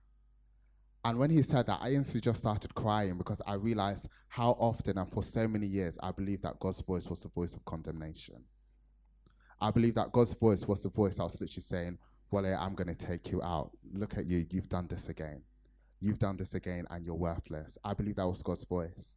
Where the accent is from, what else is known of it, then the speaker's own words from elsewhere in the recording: Nigeria; me being a Nigerian